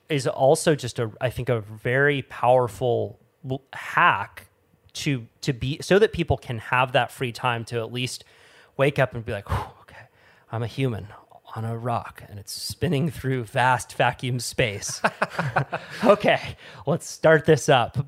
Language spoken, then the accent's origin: English; Santa Cruz, California, United States; where I grew up in Santa Cruz